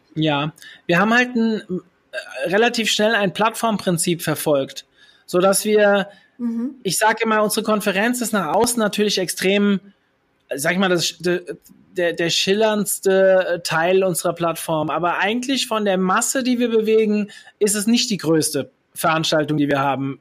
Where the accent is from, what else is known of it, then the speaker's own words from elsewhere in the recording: Hesse, Germany; Ich bin waschechter Hesse